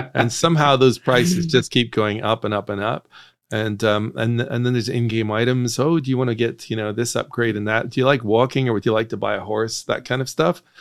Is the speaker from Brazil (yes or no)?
no; Northern Ireland, United Kingdom; moved away; I grew up in Northern Ireland